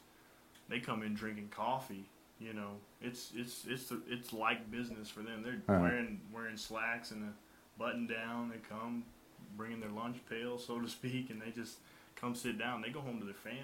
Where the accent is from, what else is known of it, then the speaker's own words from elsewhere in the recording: Texas, United States; I'm from Texas